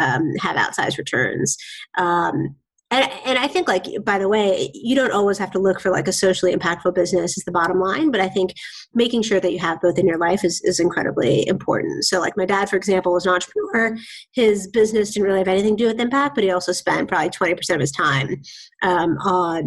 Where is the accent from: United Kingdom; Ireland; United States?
United States; Bay Area, California; also born or lived in Boston; now in Seattle, United States; I grew up in the Bay Area